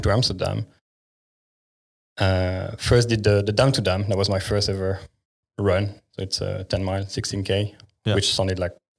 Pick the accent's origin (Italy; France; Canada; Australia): France; also born or lived in Ireland / Germany / England; now in Netherlands; Actually, from France.